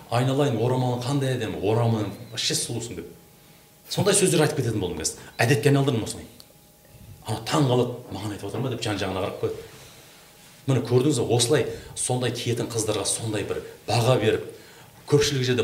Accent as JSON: {"language": "Kazakh", "area": "villages around Kentau", "region": "Turkistan Region", "country": "Kazakhstan", "tie": "born or raised there", "said": "біз өзіміз ауылда өстік қаланың айналасы толған ауылдар қазақ ауылдар"}